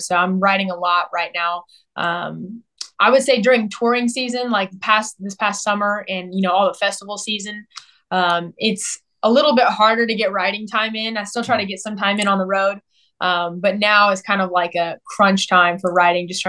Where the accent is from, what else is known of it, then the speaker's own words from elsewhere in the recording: Southern California, United States; also born or lived in Nashville; now in Texas, United States; I was born and raised out in Southern California